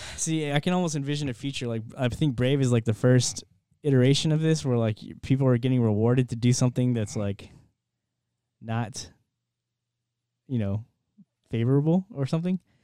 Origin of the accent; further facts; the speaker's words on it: United States; as an American